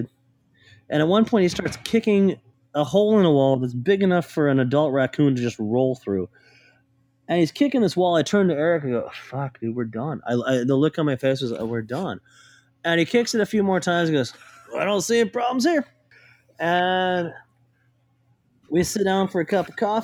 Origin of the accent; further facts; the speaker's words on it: Portland, Oregon, United States; I grew up here. This is my hometown.